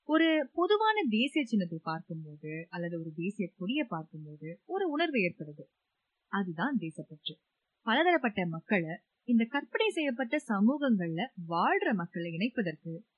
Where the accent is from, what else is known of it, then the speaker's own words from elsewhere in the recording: Singapore; நானும் தான் இங்கதான் பறந்து வளர்ந்தேன் நானும் இரண்டாம் தலைமுறை சிங்கப்பூரர் தான்